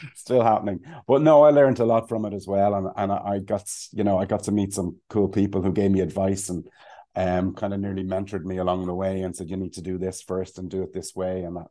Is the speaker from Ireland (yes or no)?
yes; Ireland; also born or lived in London / Cayman Islands; we're Irish